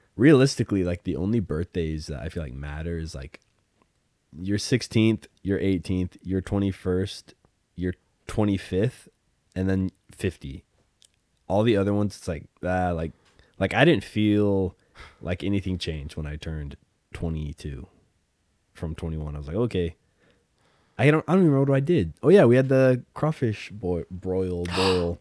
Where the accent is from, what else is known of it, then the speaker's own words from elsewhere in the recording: Idaho, United States; I'm from Idaho